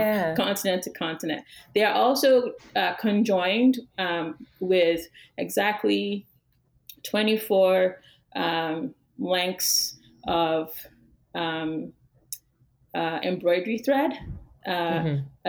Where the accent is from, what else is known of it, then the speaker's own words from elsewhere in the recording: Yorubaland, Western Nigeria, Nigeria; moved away as an adult; now in United States; the sands from Yoruba land, where I'm from in Western Nigeria